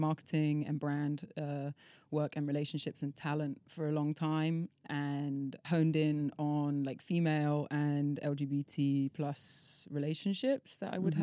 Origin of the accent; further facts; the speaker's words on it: Devon, South West England, United Kingdom; also born or lived in London; now in Ibiza, Spain; I grew up in Devon